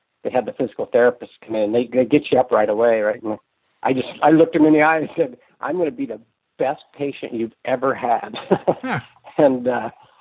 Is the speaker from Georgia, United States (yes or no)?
no; San Francisco Bay Area, California, United States; now in Anacortes, United States; I grew up in California, in the San Francisco Bay Area